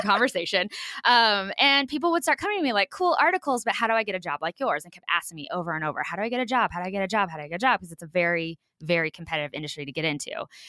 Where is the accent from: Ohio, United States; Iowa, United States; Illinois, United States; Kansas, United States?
Kansas, United States; rural; am born and proudly raised in rural Kansas